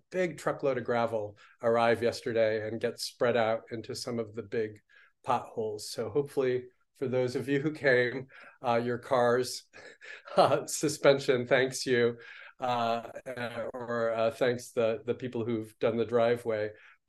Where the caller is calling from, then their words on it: New Paltz, New York, United States; I am coming in from New Paltz, New York, signing in with a small affiliate group of the Village Zendo, the New Paltz Zen Center here.